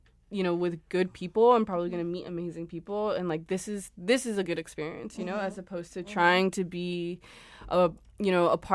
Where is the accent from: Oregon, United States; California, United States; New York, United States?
California, United States; Los Angeles; moved away as an adult; also born or lived in Berlin; I was born in Los Angeles. I also went to school out there